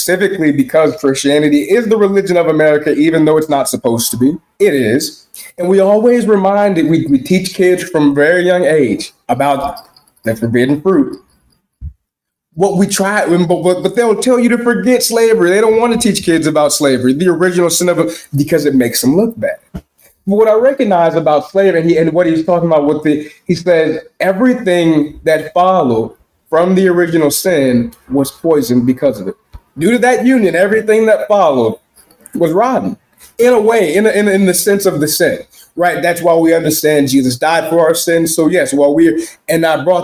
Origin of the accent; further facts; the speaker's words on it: Chicago, Illinois, United States; I am a nigger from Chicago